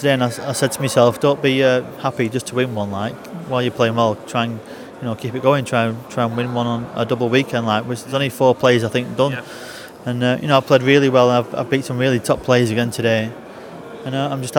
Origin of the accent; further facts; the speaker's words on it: Blackpool, North West England, United Kingdom; it's Blackpool and, you know, my hometown near enough